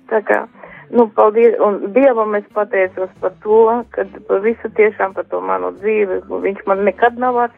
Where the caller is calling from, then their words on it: Riga, Latvia; Es esmu Rīga